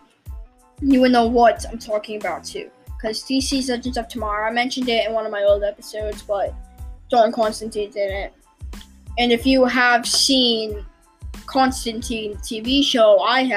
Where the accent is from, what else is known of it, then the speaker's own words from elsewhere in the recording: England, United Kingdom; also born or lived in London; We were both born in England and we live in England